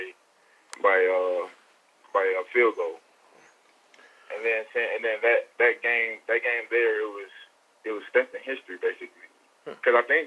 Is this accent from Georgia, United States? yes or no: yes; Atlanta, Georgia, United States; I grew up more on the east side of Atlanta, more like Kirkwood and that area over there.